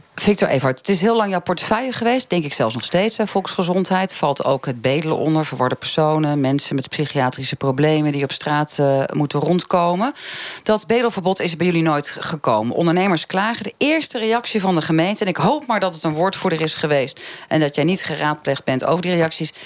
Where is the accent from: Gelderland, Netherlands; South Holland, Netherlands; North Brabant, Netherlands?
South Holland, Netherlands; Rotterdam; Ik kom zelf uit Rotterdam